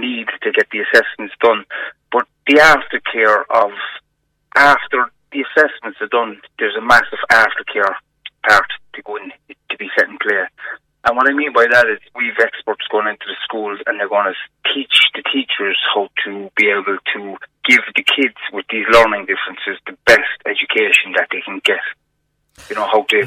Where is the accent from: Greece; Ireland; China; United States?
Ireland; Cork, Munster; I grew up in Hollyhill area